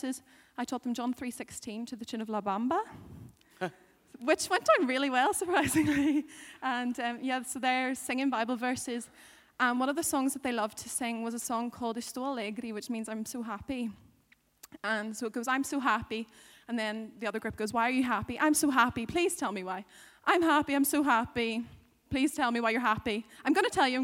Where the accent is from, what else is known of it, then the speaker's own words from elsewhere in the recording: Northern Ireland, United Kingdom; I'm a girl from Northern Ireland